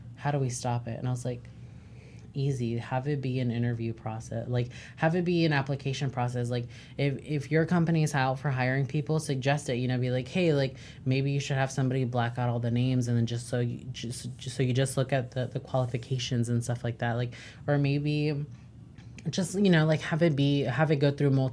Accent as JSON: {"language": "English", "country": "United States", "tie": "born or raised there", "said": "I was born here, like, as an American, like, as a Mexican-American individual"}